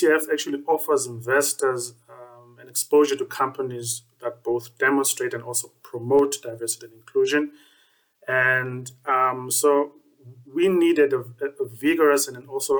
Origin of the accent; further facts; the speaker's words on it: Grahamstown, Eastern Cape, South Africa; moved away as an adult; now in Cape Town, South Africa; I'm also from the Eastern Cape in Grahamstown. So that's quite close to Port Elizabeth as well.